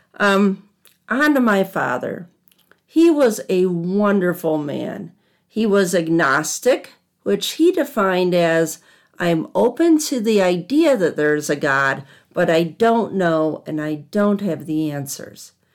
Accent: Southwest Michigan, United States; also born or lived in outside of Chicago, Illinois; I grew up in Southwest Michigan

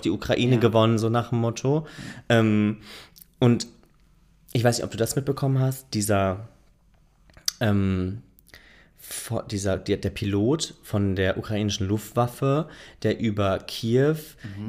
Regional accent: Germany; ich als Deutscher

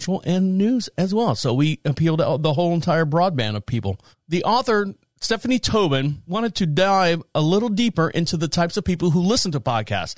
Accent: Orlando, Florida, United States; moved away as an adult; now in North Carolina, United States; I've been in North Carolina here since 2014, born and raised in Orlando, Florida.

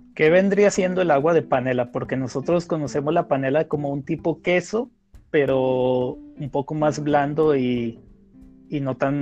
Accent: Mexico; nosotros como mexicanos

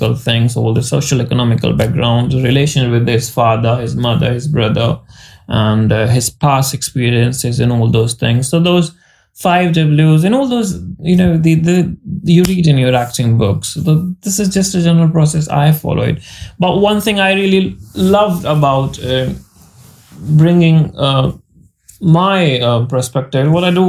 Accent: India; accent: Indian English; we have different accent because we all Indian

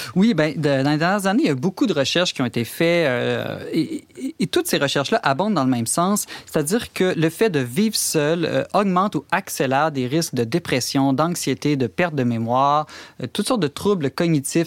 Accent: Alberta, Canada; chez nous, en Alberta

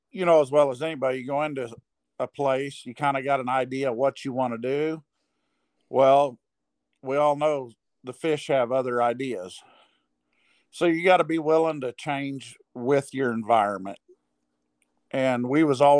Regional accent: Moberly, Missouri, United States; I'm from Moberly, Missouri.

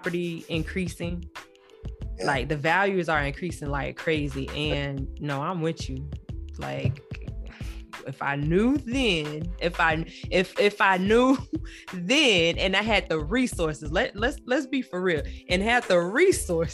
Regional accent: Wimauma, Florida, United States; We both were born and raised in Waimama. Okay, Waimama is south of about 30, 45 minutes south of Tampa

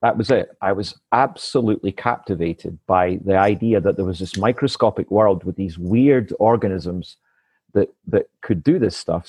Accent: east side of Scotland, United Kingdom; this is the street I grew up in. Wow. Until I was 9 years

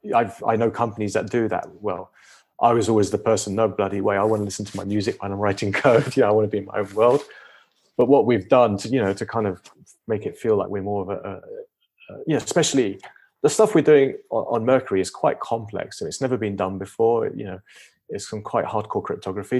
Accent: United Kingdom; moved away as an adult; now in United States; I'm British, I live twelve years in the U S

